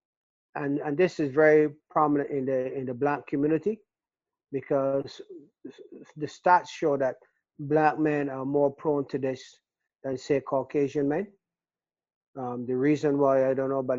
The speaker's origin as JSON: {"language": "English", "country": "Barbados", "tie": "born or raised there", "moved": "as an adult", "said": "growing up in the Caribbean, I was born and raised in Barbados, came here as a young man"}